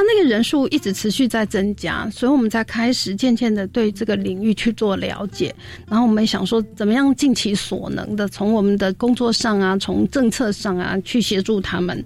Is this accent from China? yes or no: no; Taiwan; 除了身在台湾以外